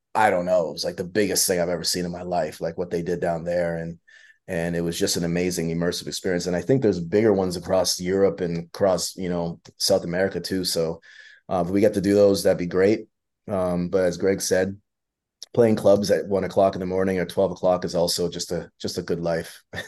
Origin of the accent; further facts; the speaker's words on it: London, Ontario, Canada; for a Canadian guy growing up in London, Ontario